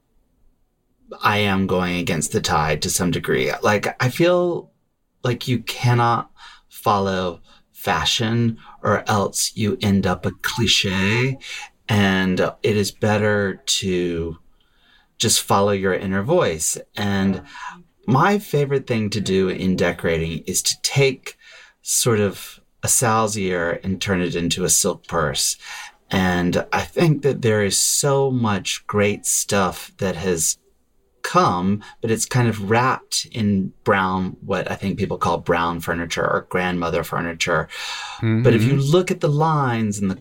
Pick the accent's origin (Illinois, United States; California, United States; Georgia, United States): Georgia, United States; Atlanta; I grew up in Atlanta, Georgia